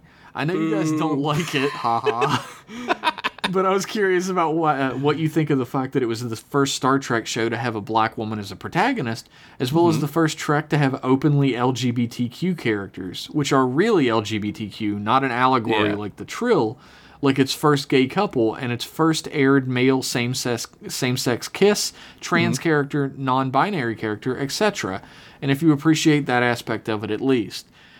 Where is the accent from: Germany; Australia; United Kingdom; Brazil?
Brazil; I'm from Brazil.